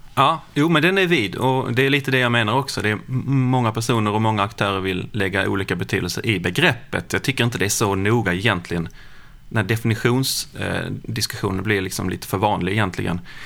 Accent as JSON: {"language": "Swedish", "town": "Lund", "region": "Skåne", "country": "Sweden", "said": "Jag kommer från Lund"}